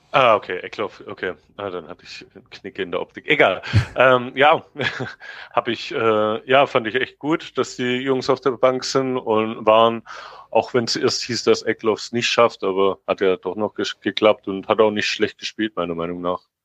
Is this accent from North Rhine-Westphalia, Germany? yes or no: no; Stuttgart, Baden-Württemberg, Germany; now in Berlin, Germany; lebe in Berlin, bin aber gebürtiger Cannstatter ähm, bin mein Leben lang schon VfB-Fan und ja, Exilschwabe in Berlin